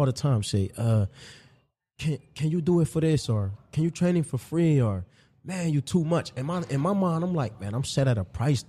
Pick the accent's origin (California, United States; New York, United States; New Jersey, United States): New Jersey, United States; Trenton; I'm from Trenton.